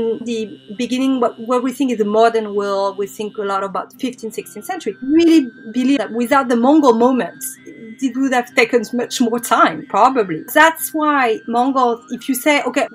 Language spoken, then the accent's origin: English; Paris, Île-de-France, France; I'm French. Actually, I'm from Paris